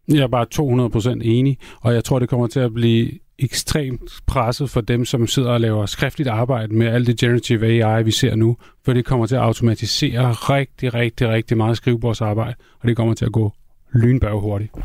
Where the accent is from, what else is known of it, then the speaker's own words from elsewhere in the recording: Copenhagen, Capital Region of Denmark, Denmark; jeg er også københavner